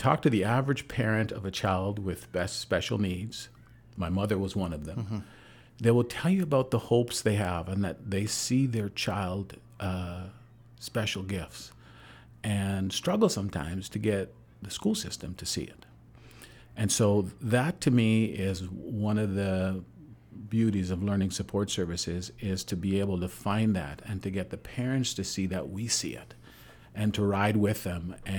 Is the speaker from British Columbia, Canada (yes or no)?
yes; Vancouver, British Columbia, Canada; You know, I dealt with, in growing up in Vancouver, a fair bit of racism.